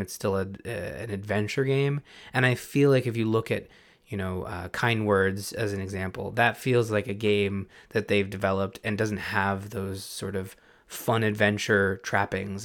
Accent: Canada; we're also Canadian

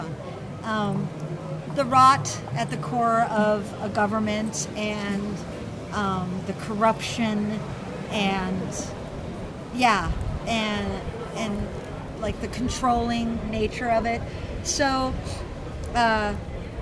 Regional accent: Minnesota, United States; being a Minnesotan

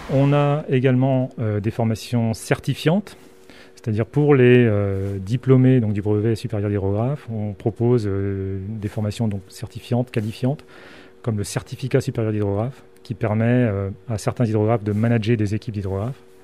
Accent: Côte d’Ivoire; moved away as an adult; je viens de la Côte d'Ivoire.

